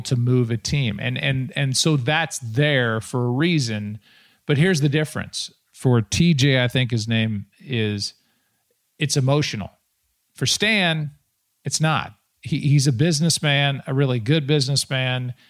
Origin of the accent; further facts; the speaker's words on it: St. Louis, Missouri, United States; my hometown